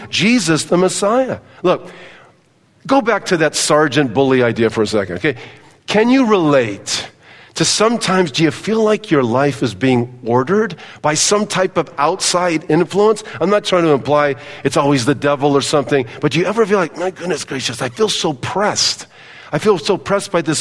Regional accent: Southern California, United States; I grew up in Southern California on soccer fields and baseball fields and football fields

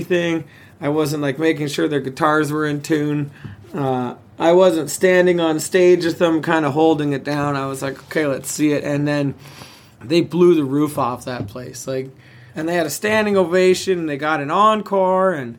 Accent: Yukon, Canada; I'm from the Yukon.

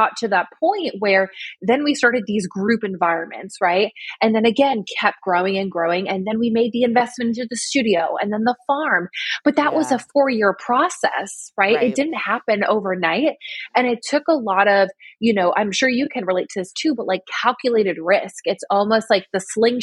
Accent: New York, United States; I'm from New York.

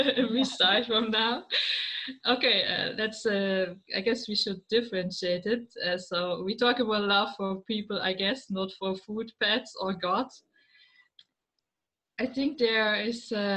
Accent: Germany; I'm from Germany. I live in the middle of Germany

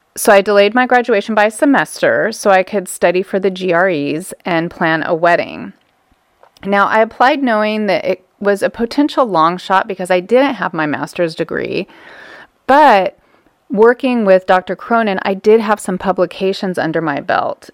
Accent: Southern California, United States; moved away; growing up in Southern California, we spent most of our weekends as a family down at the beach

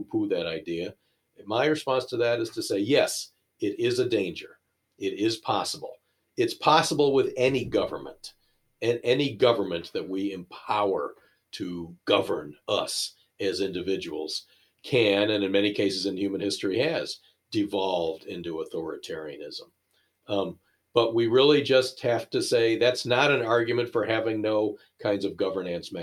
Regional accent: United States; I'm an American

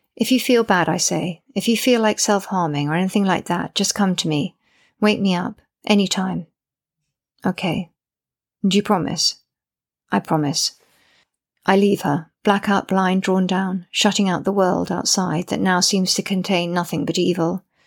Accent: United Kingdom; I'm British and female

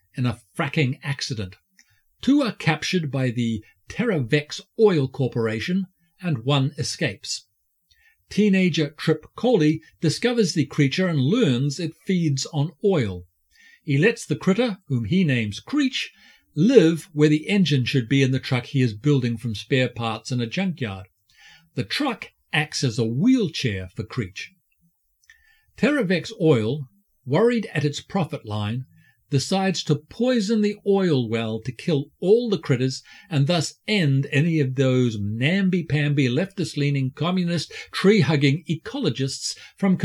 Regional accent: New Zealand; I'm a Kiwi

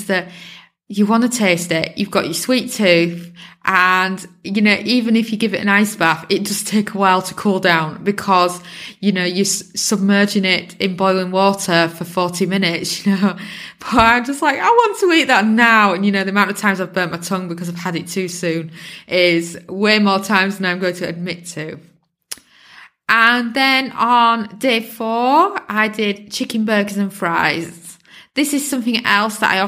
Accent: England, United Kingdom; I'm British born, so I've been brought up on the beautiful English cheeses

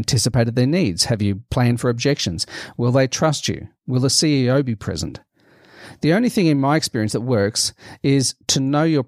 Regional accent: Melbourne, Victoria, Australia; my hometown of Melbourne, in Australia

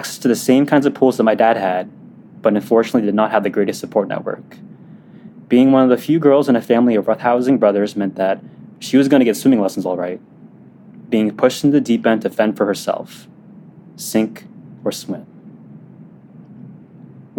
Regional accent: Temecula, California, United States; I'm a junior in high school living in my parents' place in Temecula, suburbia

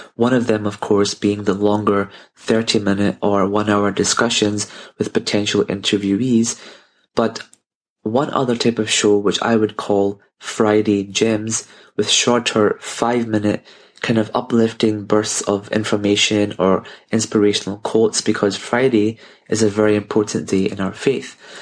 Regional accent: Glasgow, Scotland, United Kingdom; I'm from Glasgow here in the U K

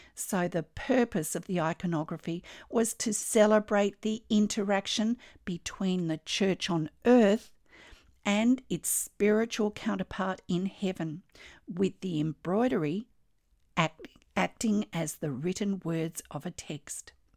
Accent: Australia; I'm an Australian textile artist

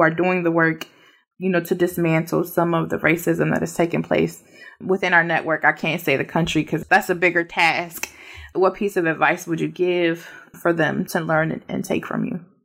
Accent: Puerto Rico; we're citizens, so we're not immigrants because we're from Puerto Rico

